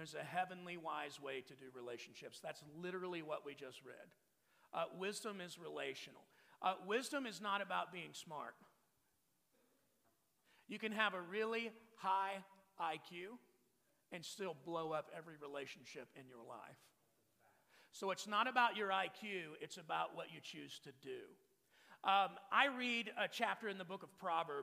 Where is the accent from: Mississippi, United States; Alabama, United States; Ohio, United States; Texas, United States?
Texas, United States; I'm from Texas. I grew up with open containers and a gun rack